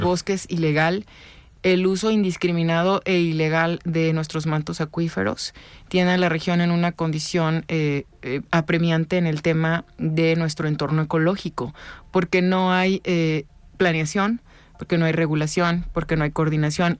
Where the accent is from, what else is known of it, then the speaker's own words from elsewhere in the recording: Ciudad Guzmán, Jalisco, Mexico; Yo soy del sur, soy de Ciudad Guzmán